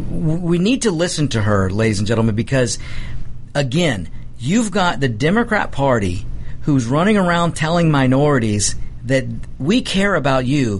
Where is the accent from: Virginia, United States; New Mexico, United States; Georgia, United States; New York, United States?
Georgia, United States; District 4, DeKalb County; I was basically born and raised in District 4, in the district you're running